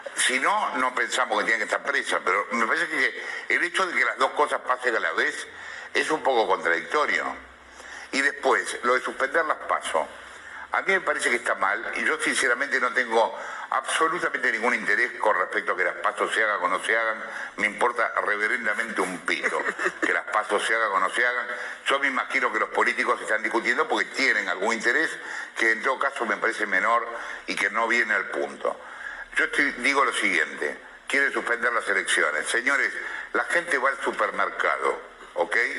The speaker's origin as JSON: {"language": "Spanish", "country": "Argentina"}